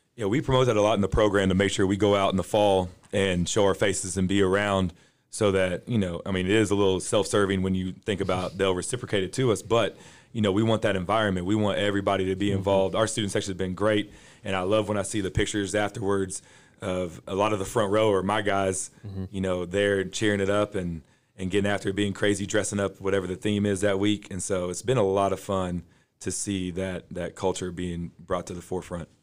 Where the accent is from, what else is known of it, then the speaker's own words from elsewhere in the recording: Indiana, United States; now in Forney, United States; I, was born and grew up in Indiana